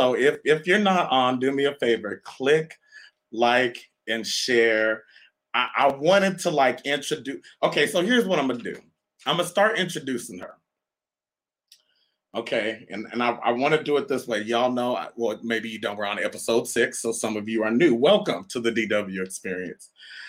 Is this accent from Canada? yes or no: yes; Canada; born there; But, you know, some of you know, may not know, I was born in Canada.